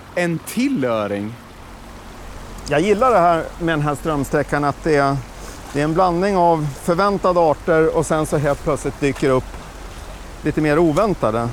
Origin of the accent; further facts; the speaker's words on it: Uppsala, Uppsala County, Sweden; när jag växte upp här i Uppsala